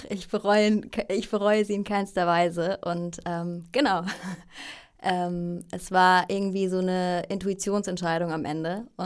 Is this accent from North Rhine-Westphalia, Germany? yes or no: no; Freiburg im Breisgau, Baden-Württemberg, Germany; born there; also ich bin ursprünglich aus Deutschland, wie man vielleicht hören kann. Ähm, geboren in Freiburg im Breisgau, ganz im Süden von Deutschland.